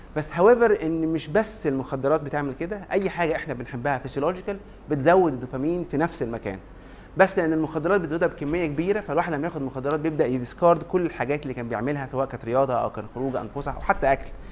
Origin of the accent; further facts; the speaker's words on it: Egypt; عندنا في مصر